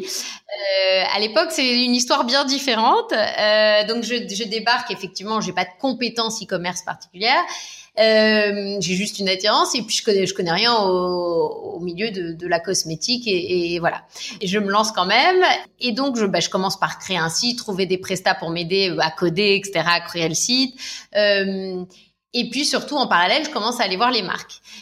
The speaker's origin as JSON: {"language": "French", "country": "United States", "tie": "born or raised there", "moved": "yes", "lives_now": "France", "said": "j'ai grandi aux États-Unis"}